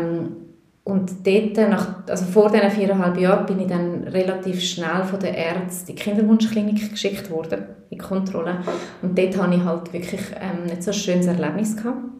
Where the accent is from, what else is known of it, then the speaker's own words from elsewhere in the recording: Switzerland; also born or lived in Peru; ich bin in der Schweiz geboren und in der Schweiz aufgewachsen